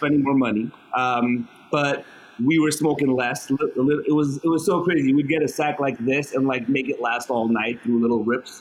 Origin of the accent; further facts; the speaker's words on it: Los Angeles, California, United States; also born or lived in Armenia; I was born in Armenia. I migrated, my family, like about 30 of us, migrated to America when I was 5 years old in 79, and I moved to Hollywood